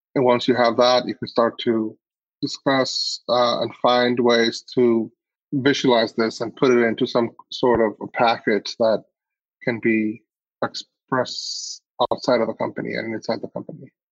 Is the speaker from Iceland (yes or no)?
yes; Iceland; I grew up in Iceland